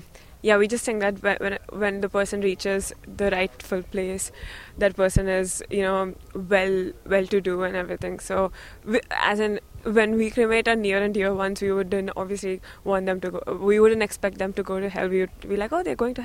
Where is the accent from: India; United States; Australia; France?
India; moved away; I come from India, and my religion is Hindu.